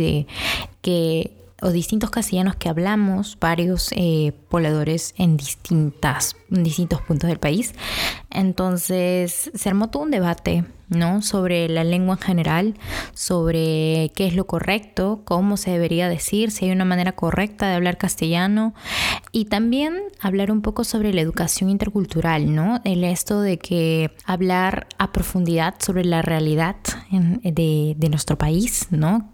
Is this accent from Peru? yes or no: yes; Peru; en nuestro, en nuestro país hay diversidad de lenguas